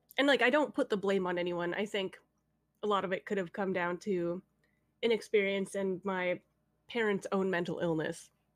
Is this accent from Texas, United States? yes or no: no; California, United States; born there; I was, yeah. I was born in Cali.